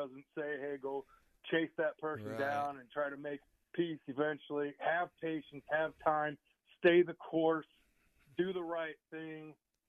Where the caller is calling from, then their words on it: Angola, Indiana, United States; I am in the donut capital of the world, Angola, Indiana, today.